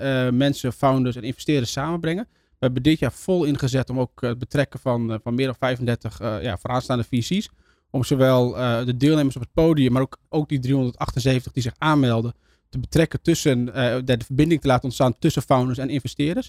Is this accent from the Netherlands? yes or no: yes; northern Netherlands, Netherlands; ik kom zelf uit Noord-Nederland